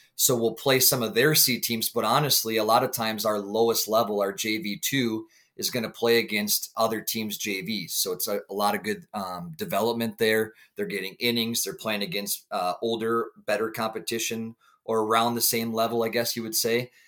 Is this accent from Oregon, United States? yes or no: no; St. Croix Falls, Wisconsin, United States; born and raised in Saint Croix Falls, Wisconsin